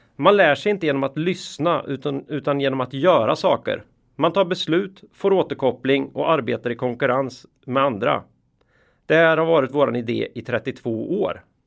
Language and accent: Swedish; Västergötland, Västra Götaland, Sweden; min uppväxt i Västergötland